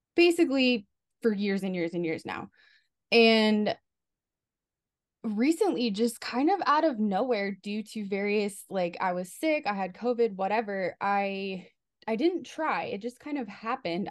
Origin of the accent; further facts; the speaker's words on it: Southern California, United States; moved away as an adult; now in New York, United States; I'm from Southern California, um, and I've never been to New York, and I just moved here for a job.